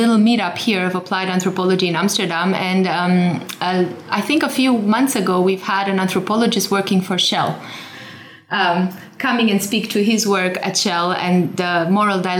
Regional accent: Romania; I'm originally from Romania, and I'm the first generation that was grew up after the fall of communism

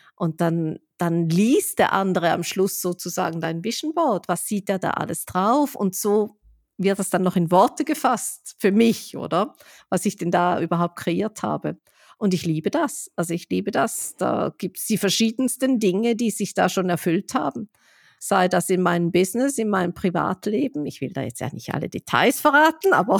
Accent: Switzerland; wie ich als Schweizerin sagen würde

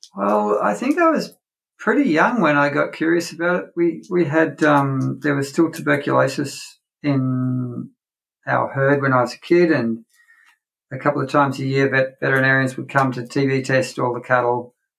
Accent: North Queensland, Australia; I grew up on a, a cattle property or a, ranch for sort of American people in North Queensland here in Australia.

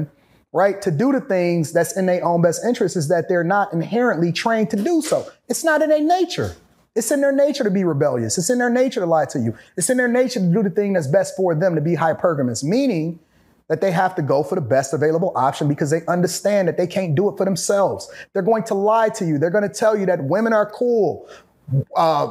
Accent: Detroit, Michigan, United States; I'm from Detroit.

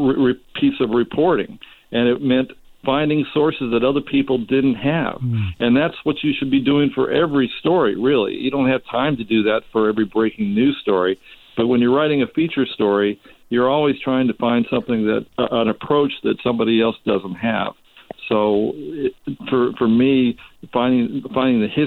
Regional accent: Whittier, California, United States; also born or lived in San Francisco; now in Palm Springs, United States; I grew up in Whittier, and I went to a school

